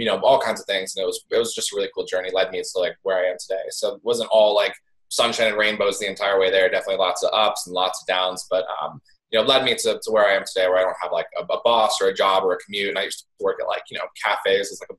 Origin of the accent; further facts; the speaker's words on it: East Coast, United States; I grew up on the East Coast in like a really small farm town